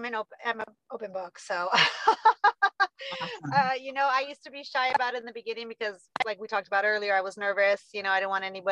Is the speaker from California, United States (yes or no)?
yes; Southern California, United States; also born or lived in Riverside, California; now in Bakersfield, United States; I'm from SoCal. I started my recovery in Riverside, California. We're now in Bakersfield